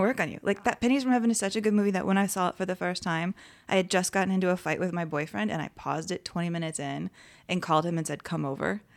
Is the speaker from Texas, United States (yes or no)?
yes; San Antonio, Texas, United States; now in Los Angeles, United States; when I was a kid, I grew up in San Antonio.